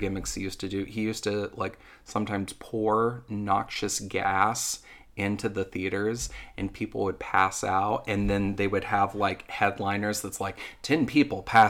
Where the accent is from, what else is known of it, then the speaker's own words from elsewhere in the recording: United States; I'm from Madison County